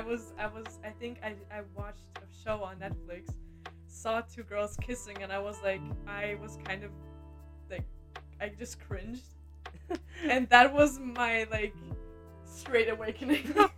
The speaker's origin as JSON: {"language": "English", "region": "Berlin", "country": "Germany", "moved": "yes", "lives_now": "United States", "said": "I'm from Berlin and it's like four million, almost four million people"}